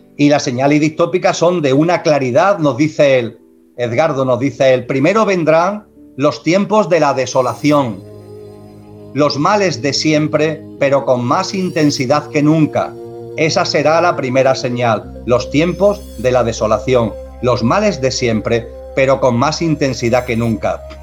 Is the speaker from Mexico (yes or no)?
no; Andalusia, Spain; soy andaluz